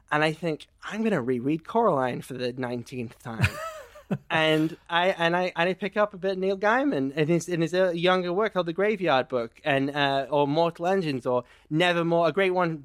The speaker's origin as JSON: {"language": "English", "region": "England", "country": "United Kingdom", "said": "I'm, I'm English"}